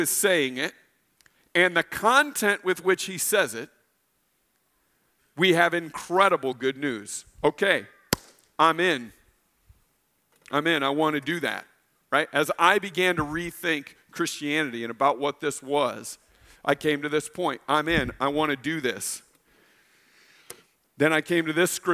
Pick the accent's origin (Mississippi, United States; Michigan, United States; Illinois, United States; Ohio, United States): Illinois, United States; moved away; I grew up in Illinois